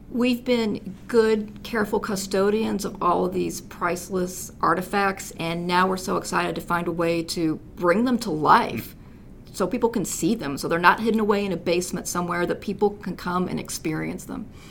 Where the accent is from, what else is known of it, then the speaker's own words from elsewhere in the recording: Southern Illinois, United States; also born or lived in Paducah, Kentucky / California; now in Fort Wayne, United States; I'm a native Southern Illinoisan